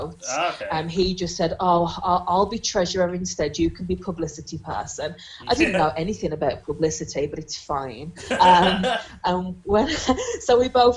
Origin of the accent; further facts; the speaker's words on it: Black Country, West Midlands, United Kingdom; accent: Black Country; moved away; I've got a really cracking black country accent, it's really strong at the minute because I've been back at home for like the last week and a half or so